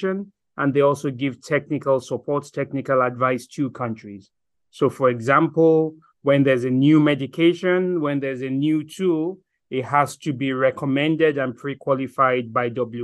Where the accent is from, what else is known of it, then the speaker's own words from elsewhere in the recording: Nigeria; moved away as an adult; also born or lived in Germany / Ireland / South Africa / South Sudan; now in Geneva, Switzerland; I am a Nigerian, studied in Germany, studied in Ireland, lived in Nigeria, practiced in Nigeria